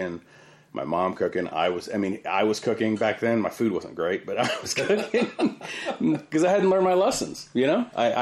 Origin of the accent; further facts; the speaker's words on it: San Antonio, Texas, United States; I was raised here in South Texas, and we had a family farm out in Yoakum